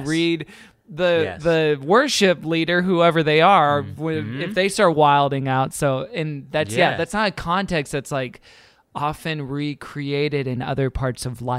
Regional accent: Houston, Texas, United States; Growing up in Houston, there was an Assembly God church that I went to that wasn't predominantly Black

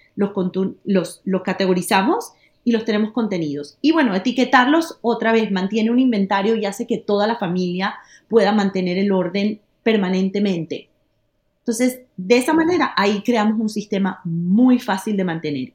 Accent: Panama; now in Miami, United States; yo como panameña

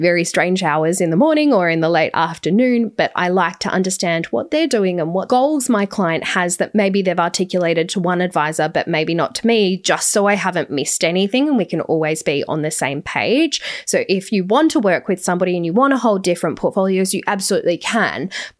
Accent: Australia; And the reason for that is because I'm only Australian.

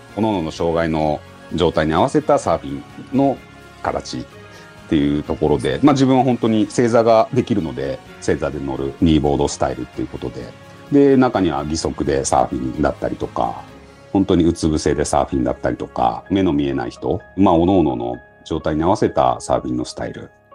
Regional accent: Gunma, Japan; 自分群馬県出身で海なし県っていうところもある

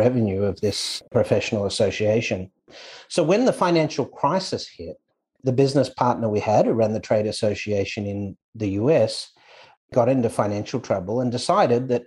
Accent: Australia; moved away as an adult; also born or lived in Hong Kong / Dubai, United Arab Emirates / United States; now in Thailand; I was born in Australia, obviously, but I left Australia in 99

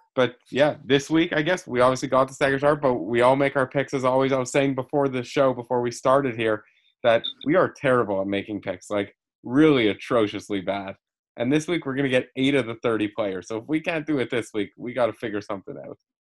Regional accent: Canada; I'm the Canadian

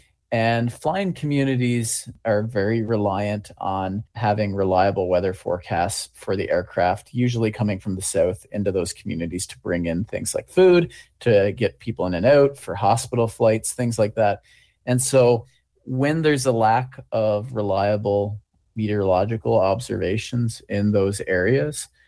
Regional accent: Newfoundland and Labrador, Canada; also born or lived in Kingston; I'm a Halunangayut from Central Labrador

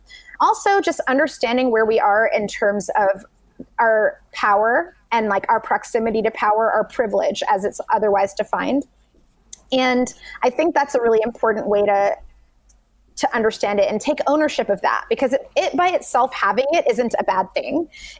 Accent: Saudi Arabia; I grew up abroad in Saudi Arabia. I went to international school with students from over 50 countries

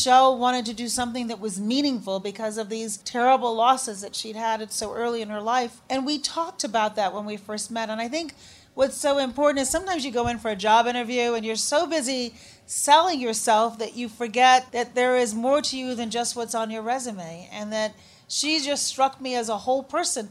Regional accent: Chicago, Illinois, United States; also born or lived in Shiraz, Iran; Chicago. He said, did you grow up here? Yep, sure did.

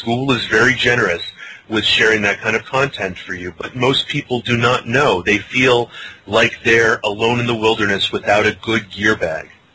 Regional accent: Hawaii, United States; moved away; a poi eater I was growing up in Hawaii

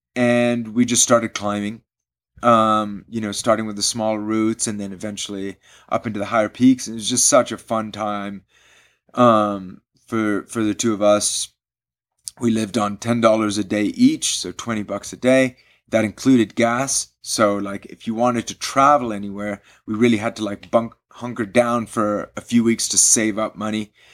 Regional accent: Switzerland; also born or lived in London / India; I grew up in Switzerland

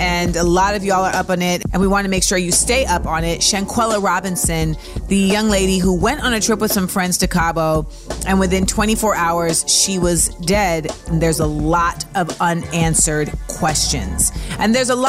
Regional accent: Grenada; I am not Trinidadian. I am Grenadian.

